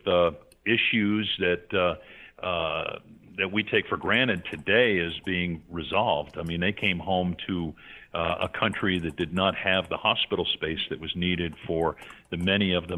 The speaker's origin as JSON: {"language": "English", "town": "New York", "country": "United States", "tie": "born or raised there", "said": "I grew up in a New York metropolitan area myself"}